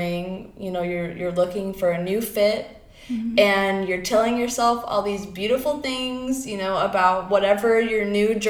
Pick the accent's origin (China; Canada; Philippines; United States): United States; Florida; now in Oregon, United States; I'm from Florida, and I have these parents that don't understand me, and I went to Catholic school